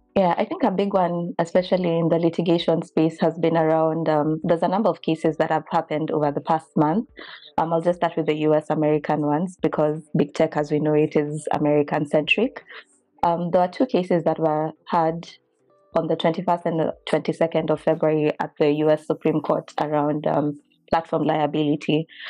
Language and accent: English; Kenya; now in United States; I'm a Kenyan lawyer by training, but currently in the U S